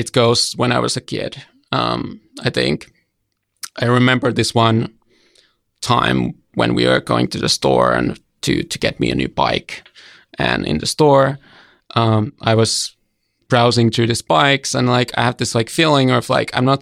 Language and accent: English; Hämeenlinna, Kanta-Häme, Finland; moved away; I grew up in a smaller town called Hämeenlinna. It's about 1 hour away from Helsinki